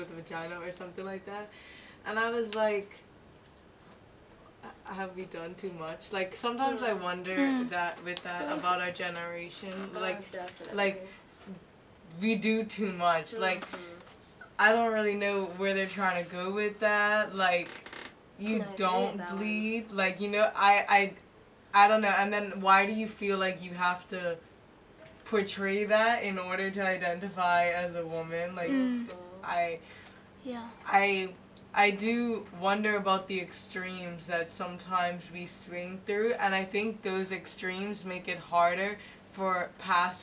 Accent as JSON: {"language": "English", "country": "Bermuda", "moved": "yes", "lives_now": "Hong Kong", "said": "I'm from Bermuda"}